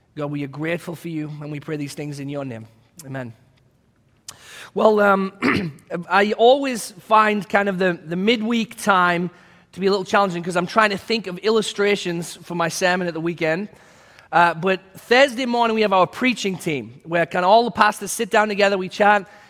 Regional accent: England, United Kingdom; now in United States; my home country of England.

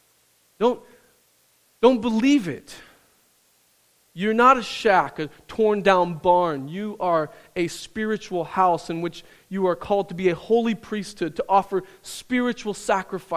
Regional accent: Midwest, United States; where I grew up in the Midwest.

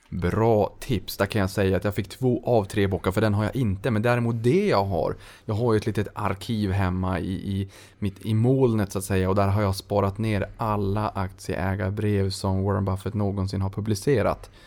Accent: Norrland, Sweden; där jag kommer ifrån uppe i de norrländska trakterna.

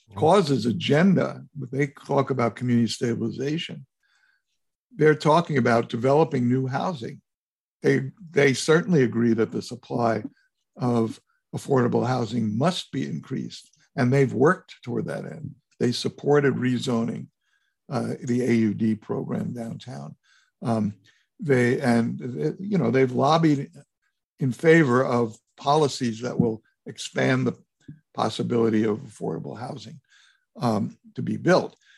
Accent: New York, United States; I was raised in New York, we were renters all my life

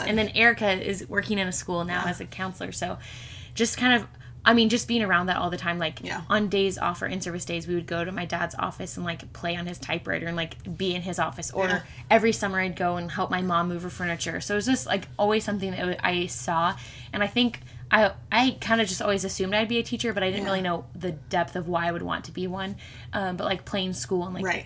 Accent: Wichita, Kansas, United States; I was born and raised in Wichita. Have lived here my whole

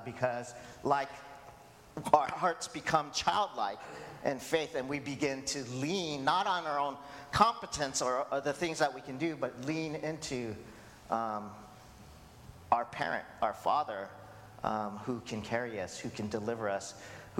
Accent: Hawaii, United States; I'm Asian American, second generation Korean American. If you don't know, I was born in Hawaii.

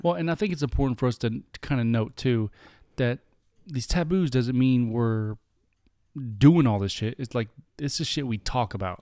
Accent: United States; We're American through and through

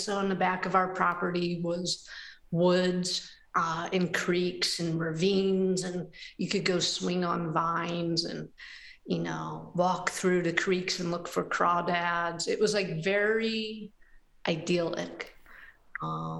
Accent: Hinckley, Ohio, United States; now in Cincinnati, United States; I grew up in a little village in Northeast Ohio called Hinckley, Ohio

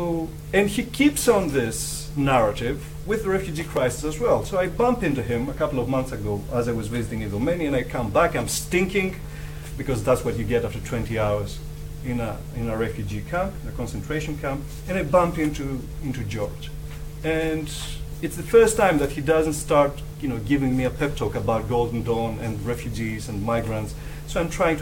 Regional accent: Greece; moved away; me and Eva are migrants, we're from Greece. And we are working here

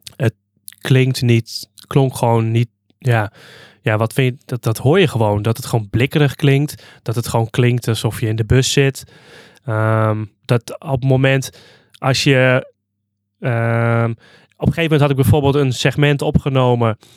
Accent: Hardenberg, Overijssel, Netherlands; now in Zwolle, Netherlands; ik ben dus opgegroeid in Hardenberg

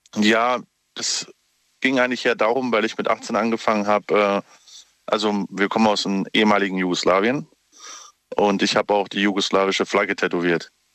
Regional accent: Dietzenbach, Hesse, Germany; Ich komme aus, äh, nicht aus ähm, Stuttgart, sondern eher aus dem ähm, Frankfurter Raum

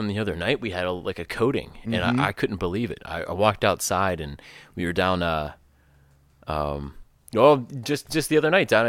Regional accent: Pittsburgh, Pennsylvania, United States; The Pittsburgh area.

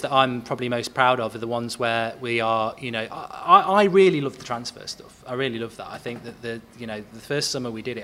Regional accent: Nottingham, East Midlands, United Kingdom; I'm from Nottingham

